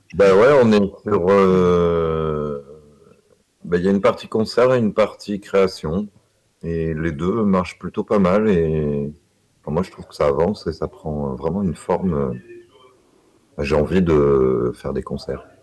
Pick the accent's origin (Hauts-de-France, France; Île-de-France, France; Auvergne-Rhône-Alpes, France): Auvergne-Rhône-Alpes, France; Saint-Étienne; je suis de Saint-Étienne